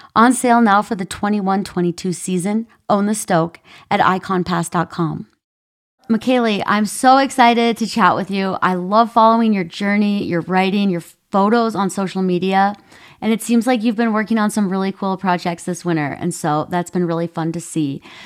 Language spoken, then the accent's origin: English; Minnesota, United States; where I grew up in Minnesota